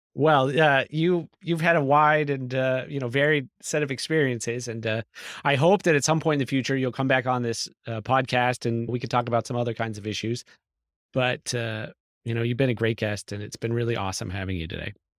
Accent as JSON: {"language": "English", "region": "California", "country": "United States", "tie": "born or raised there", "said": "I grew up in California. I started mm-hmm. doing economic development in California"}